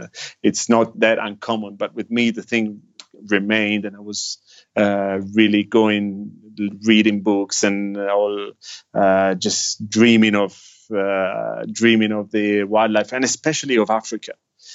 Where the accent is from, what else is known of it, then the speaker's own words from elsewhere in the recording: Milan, Lombardy, Italy; moved away as an adult; I grew up in Italy in a city in the north called Milan, which is quite a big city, actually. Probably Italy's the second biggest.